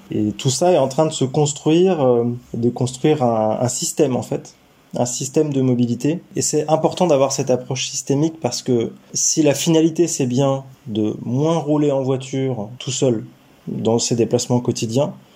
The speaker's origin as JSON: {"language": "French", "town": "Paris", "region": "Île-de-France", "country": "France", "also_born_or_lived": "Lorraine / Pompey", "moved": "as an adult", "lives_now": "Épinal, France", "said": "je suis parisien d'origine. Maintenant, je, je, vis depuis une quinzaine d'années donc en Lorraine"}